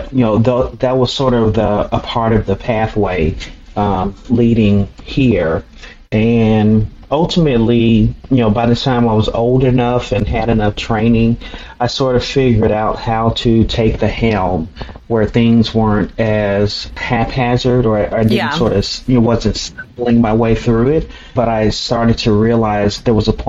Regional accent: Chicago, Illinois, United States; growing up in Chicago, especially during the 80s and 90s

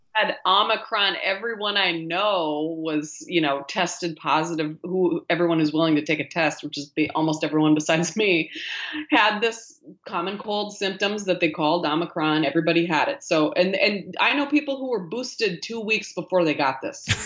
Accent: rural Minnesota, United States; now in near New York City, United States; I grew up in Minnesota, rural Minnesota, middle of this country, in a, um, a town of five thousand people

